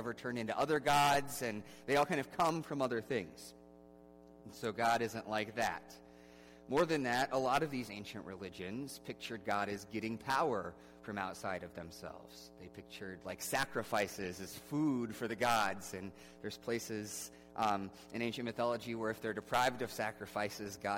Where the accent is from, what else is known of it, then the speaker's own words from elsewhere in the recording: Midwest, United States; in the Midwest, we pride ourselves on our independence